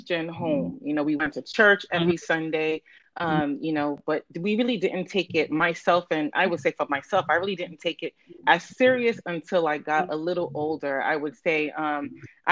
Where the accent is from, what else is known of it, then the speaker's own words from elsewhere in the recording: New York City, New York, United States; I born and raised in the Bronx, a Bronx girl to Nigerian parents